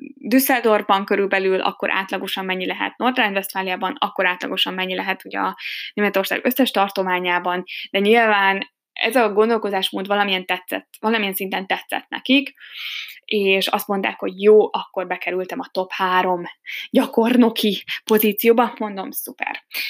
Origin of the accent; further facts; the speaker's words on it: Hungary; first language Hungarian; moved away as an adult; now in Germany; magyar vagyok